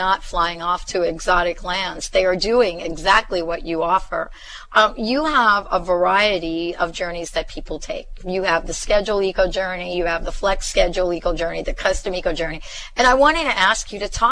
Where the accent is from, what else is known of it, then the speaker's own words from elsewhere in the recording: New York City, New York, United States; moved away; also born or lived in New Jersey; growing up in the Bronx